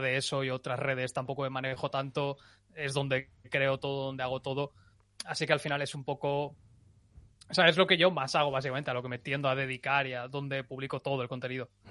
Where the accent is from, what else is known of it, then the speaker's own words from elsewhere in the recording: Valencian Community, Spain; yo que soy valenciano